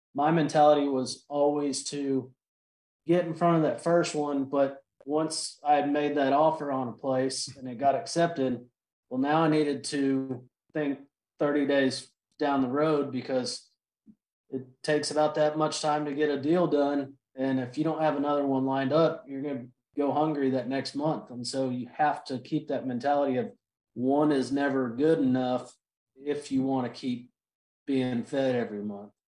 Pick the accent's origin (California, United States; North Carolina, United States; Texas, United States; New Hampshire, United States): Texas, United States; Austin; born and raised in Austin, Texas.